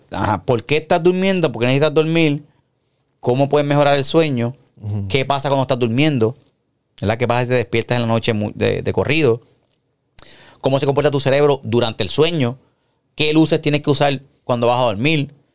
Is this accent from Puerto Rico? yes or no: yes; Puerto Rico; yo soy puertorriqueño